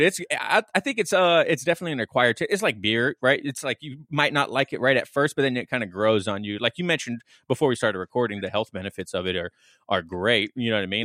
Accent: Las Vegas, Nevada, United States; I grew up in Vegas, and it's a heavy trade and construction town

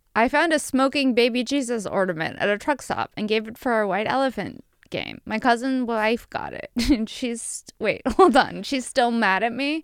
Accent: Buffalo, New York, United States; I'm from Buffalo

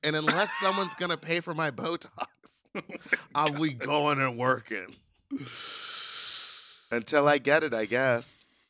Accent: New York, United States; I'm from New York, boy.

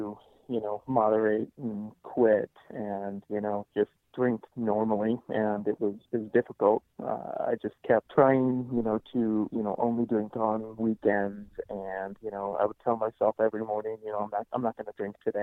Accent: Nebraska, United States; moved away as an adult; now in Fort Collins, United States; I'm originally from Nebraska, but I live in Fort Collins, Colorado

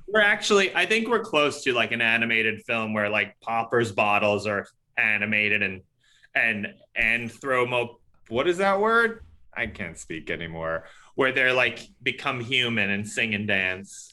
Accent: New York City, New York, United States; I grew up in New York City, but w, I grew up in Queens

